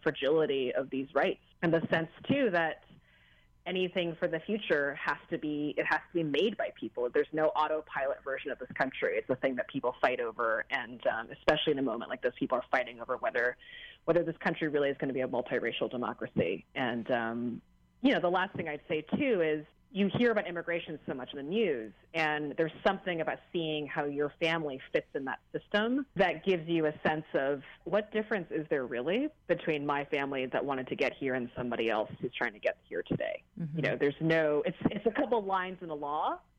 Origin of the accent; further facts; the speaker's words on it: United States; growing up in this country in the 80s and 90s